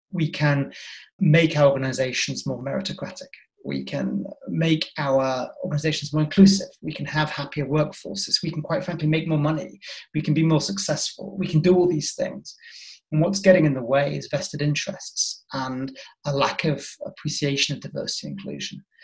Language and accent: English; Yorkshire and the Humber, United Kingdom; where are you from? And I said, Yorkshire.